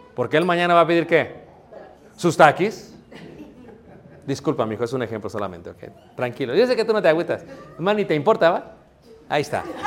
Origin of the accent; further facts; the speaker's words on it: Mexico City, Mexico; now in Michoacán, Mexico; cuando yo crecí en Ciudad de México